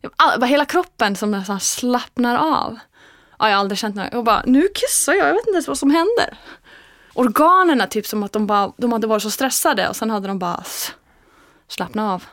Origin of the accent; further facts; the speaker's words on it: Iceland; Swedish is a second language; now in Sweden; när jag kommer hem till Island